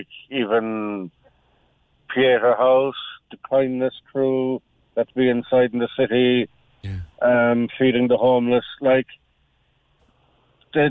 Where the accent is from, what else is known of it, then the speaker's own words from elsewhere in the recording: Munster, Ireland; when I moved up from West Cork, it wasn't something that we knew a lot of down there, but since I moved up here, it seems to be kind of like a norm